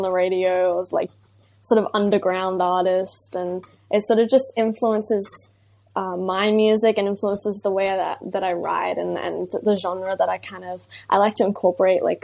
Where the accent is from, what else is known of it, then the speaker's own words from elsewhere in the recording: Brisbane, Queensland, Australia; I'm 17 years old and I'm from Brisbane, Australia.